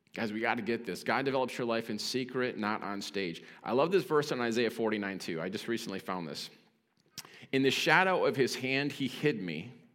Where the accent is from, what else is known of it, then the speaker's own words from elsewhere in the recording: Detroit, Michigan, United States; I'm from Detroit.